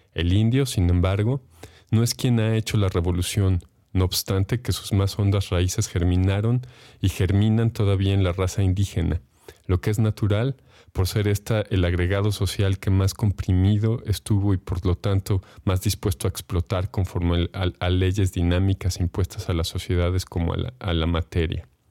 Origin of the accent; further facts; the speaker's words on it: Mexico; como mexicanos